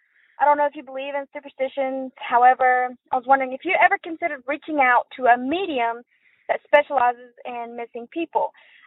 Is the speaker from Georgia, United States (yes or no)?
yes; Fitzgerald, Georgia, United States; I grew up in Fitzgerald, Georgia, and I currently live here.